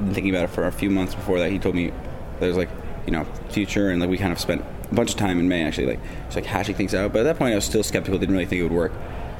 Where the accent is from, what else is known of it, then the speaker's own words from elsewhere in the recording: Ottawa, Ontario, Canada; also born or lived in Brasov, Romania / Guelph, Canada; Canada. I grew up in Ottawa. Mostly.